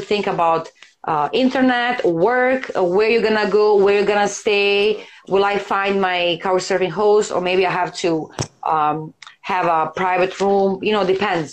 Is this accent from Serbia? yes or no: yes; Serbia; I'm from Serbia